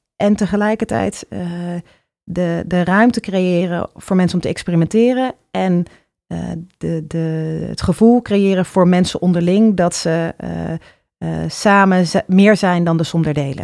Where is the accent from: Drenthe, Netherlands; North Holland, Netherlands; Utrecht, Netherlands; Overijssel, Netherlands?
Utrecht, Netherlands; ik ben op de Oude Gracht opgegroeid.